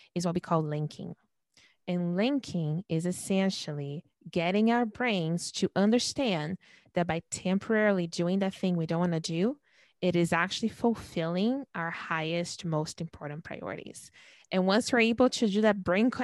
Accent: Brazil; moved away; I was born and raised in Brazil

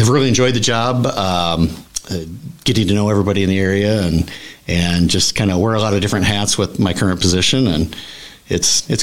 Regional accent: Oxford, Iowa, United States; I grew up around the Oxford area, Clear Creek Amana graduate way back in the day

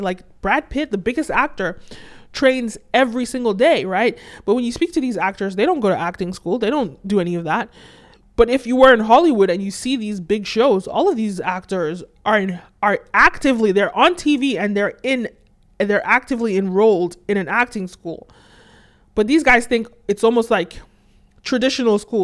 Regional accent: Nigeria; I'm originally from Nigeria

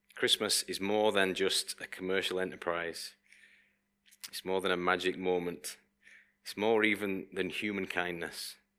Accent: United Kingdom; we're quite British people, people who live on this island

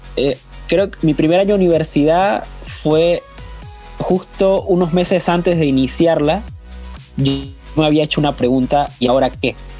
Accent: Panama; now in Buenos Aires, Argentina; Soy panameño, pero estoy viviendo en Buenos Aires, Argentina

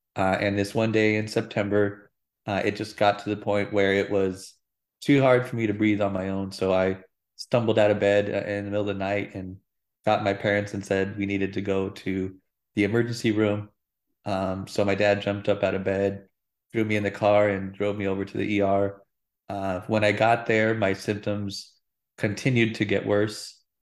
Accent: Phoenix, Arizona, United States; I'm a native Arizonan, uh, born and raised in Phoenix, Arizona.

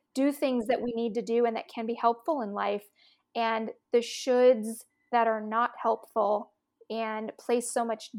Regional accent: Austin, Texas, United States; I grew up in Austin, Texas

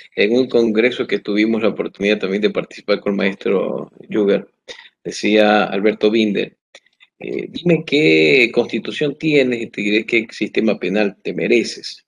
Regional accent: Ecuador; como ecuatorianos

